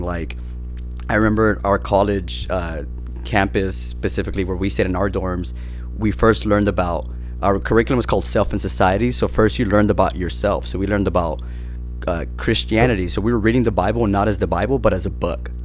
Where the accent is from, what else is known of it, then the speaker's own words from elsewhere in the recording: San Bernardino, California, United States; So I'm from San Bernardino, which is like not the greatest of areas